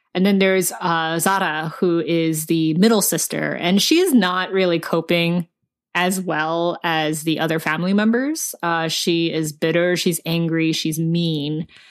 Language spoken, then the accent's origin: English; United States; I didn't grow up in Korea. I grew up here.